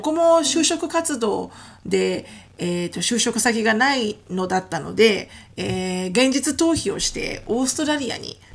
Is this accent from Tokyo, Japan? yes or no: yes; Tokyo, Japan; also born or lived in Ichikawa, Chiba / Hiroshima; 生ま生まれは千葉県市川市なんですが、まあ、あの父親の